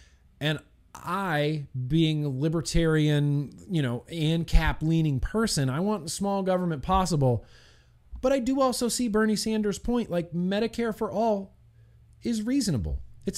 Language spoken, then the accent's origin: English; Australia; Light, I'm an Australian.